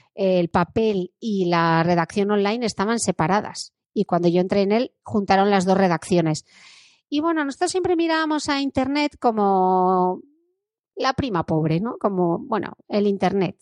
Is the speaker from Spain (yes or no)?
yes; Gijón, Asturias, Spain; born or raised there